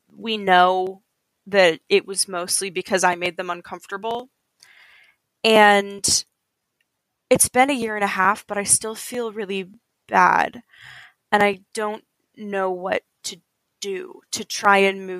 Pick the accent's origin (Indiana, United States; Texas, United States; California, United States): Indiana, United States; I'm from Indiana.